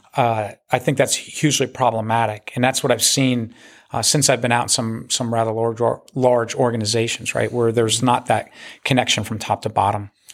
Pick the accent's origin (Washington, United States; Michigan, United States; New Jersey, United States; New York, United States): New Jersey, United States; moved away; I, I grew up in New Jersey, in North Jersey